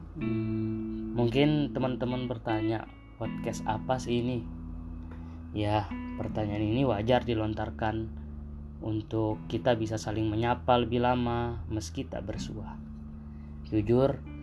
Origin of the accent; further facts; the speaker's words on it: Sumbawa Island, West Sumbawa Regency, West Nusa Tenggara, Indonesia; Saya berasal dari Pulau Sumbawa, dari kampung paling ujung dari Kabupaten Mungil kami, Sumbawa Barat.